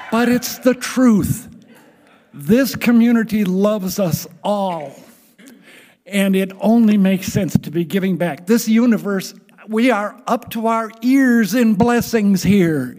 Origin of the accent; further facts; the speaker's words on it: Richfield, United States; I grew up in Richfield.